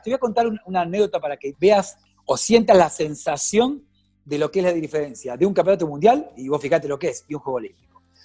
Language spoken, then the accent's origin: Spanish; Mar del Plata, Buenos Aires Province, Argentina; usted sabe que soy de Mar del Plata